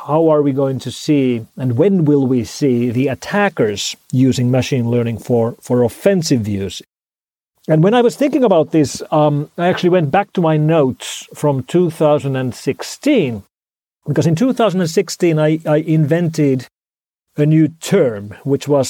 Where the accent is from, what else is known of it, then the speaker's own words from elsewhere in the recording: Finland; first language Finnish; English is a second language; now in Helsinki, Finland; my native language of Finnish